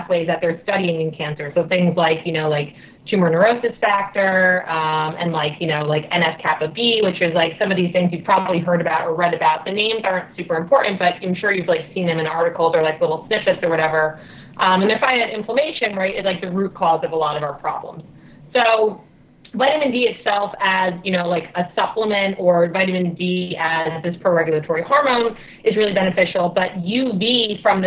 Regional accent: New Jersey, United States; moved away; also born or lived in Connecticut; I grew up in Jersey, so I put in my time with the dark, dreary weather and the gray skies.

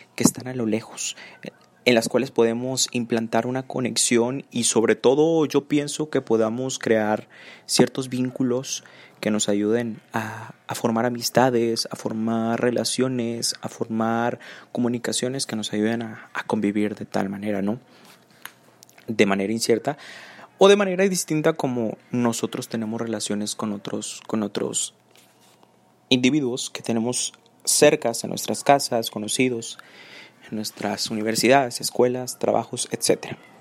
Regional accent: Nuevo León, Mexico; Soy nacido en Nuevo León y, pues bueno, actualmente em, estudio la licenciatura en Administración de Empresas aquí en Nuevo León

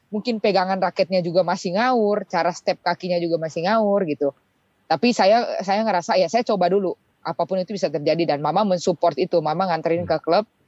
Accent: Manado, North Sulawesi, Indonesia; born there; saya lahir di Manado. Eh, hitungannya daerah ya Pak ya karena biasanya itu eh, yang berprestasi berprestasi itu rata-rata di Jawa.

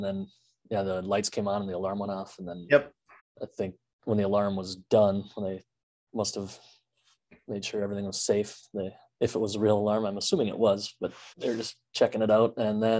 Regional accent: Wisconsin, United States; I said I was from Wisconsin.

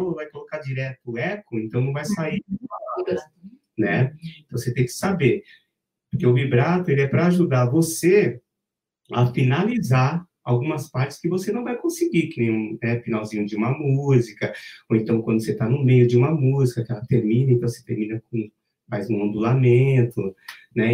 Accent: Brazil; a gente é brasileiro

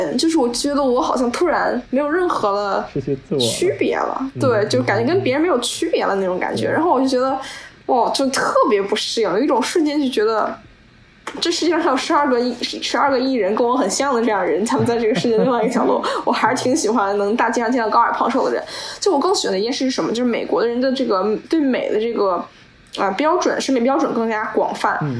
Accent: Beijing, China; moved away; 因为我们都是北京人，

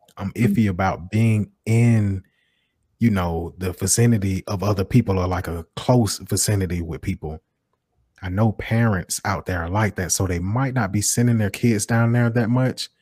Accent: Macon, Georgia, United States; I live in West Macon. I'm from West Macon.

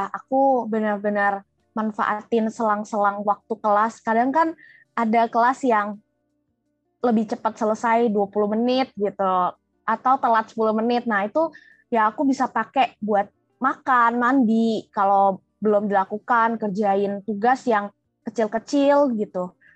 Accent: Jambi, Indonesia; memperkenalkan ITB di Jambi itu dari unit aku juga sih namanya keluarga mahasiswa Jambi karena aku dari Jambi kan

